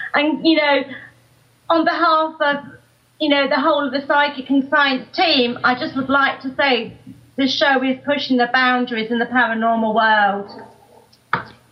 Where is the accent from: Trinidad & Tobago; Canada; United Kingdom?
United Kingdom; Nottingham, East Midlands; I'm from Nottingham